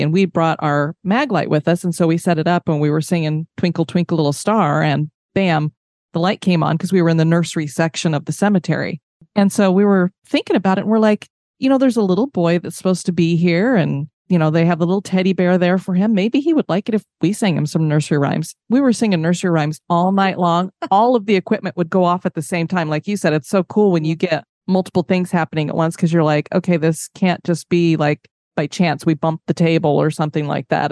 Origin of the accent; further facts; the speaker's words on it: Colorado, United States; I grew up in Colorado